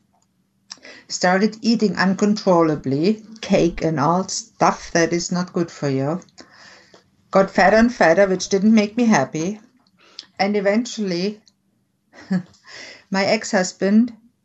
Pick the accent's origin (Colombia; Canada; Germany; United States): Germany; I was born and raised in Germany